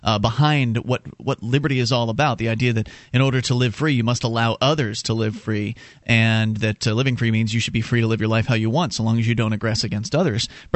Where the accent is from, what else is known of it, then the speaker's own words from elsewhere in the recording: Florida, United States; now in New Hampshire, United States; It took me a while to get over the issue of being cold, because I was from Florida, and now we're in New Hampshire.